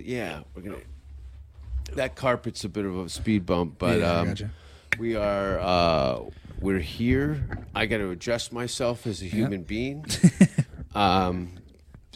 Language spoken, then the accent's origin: English; near Hamilton, Ontario, Canada; also born or lived in Los Angeles; the largest city to my hometown is Hamilton, which is 40-minute drive to Toronto.